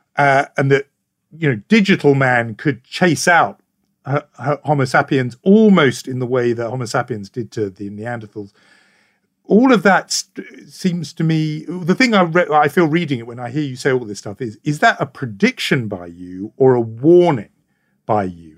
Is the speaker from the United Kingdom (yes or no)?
yes; United Kingdom; as a Brit